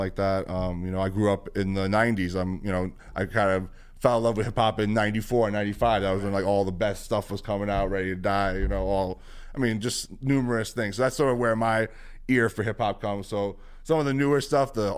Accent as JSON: {"language": "English", "town": "New York City", "region": "New York", "country": "United States", "tie": "born or raised there", "said": "growing up in the Bronx is very much who I am."}